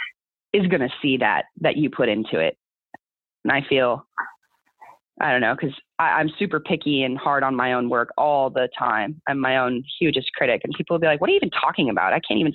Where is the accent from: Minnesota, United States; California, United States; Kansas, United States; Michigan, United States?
California, United States; Southern; moved away; I'm born and raised in California, not northern, southern